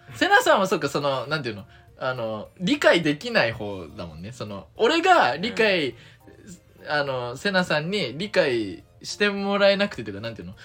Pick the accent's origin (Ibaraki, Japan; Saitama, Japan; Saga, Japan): Saga, Japan; 僕がね、佐賀出身